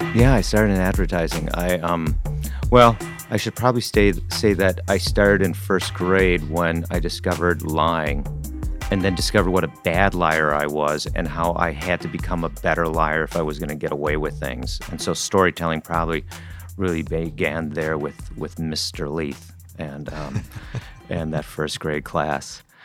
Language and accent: English; Wisconsin, United States; I grew up in Wisconsin